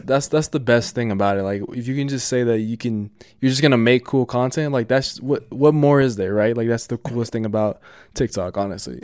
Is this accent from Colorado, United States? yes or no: yes; Denver, Colorado, United States; I'm from Denver